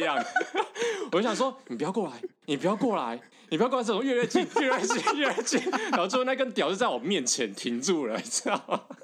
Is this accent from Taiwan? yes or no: yes; Taiwan; 他如果就知道我是台湾人之后